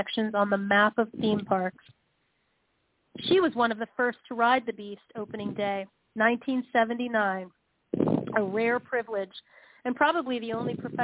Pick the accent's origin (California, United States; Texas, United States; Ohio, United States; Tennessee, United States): Ohio, United States; Cincinnati; moved away as an adult; also born or lived in Chicago / Los Angeles; I grew up in Cincinnati, Ohio, where the amusement park is called King's Island